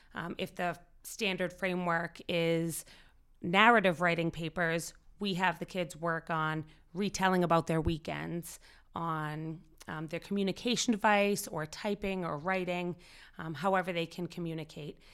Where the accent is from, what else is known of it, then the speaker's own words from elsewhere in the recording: Winchester, Massachusetts, United States; I was born and raised in Winchester